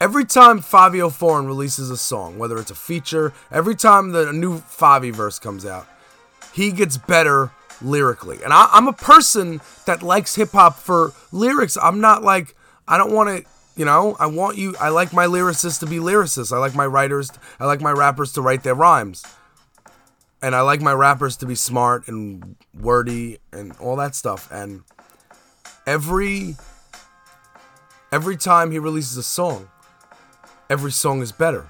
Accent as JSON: {"language": "English", "town": "New York City", "region": "New York", "country": "United States", "tie": "born or raised there", "said": "I grew up on East 94th Street between J and K"}